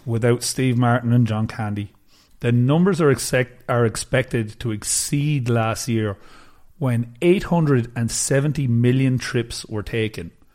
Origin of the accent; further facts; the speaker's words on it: China; my hometown is, it's pretty close to Hubei where Wuhan is